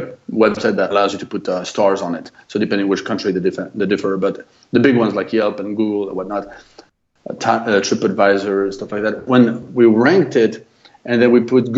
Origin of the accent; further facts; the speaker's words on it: France; accent: French; English is a second language; moved away as an adult; also born or lived in United States; I'm French, lived in the US for 20 years, and now back in France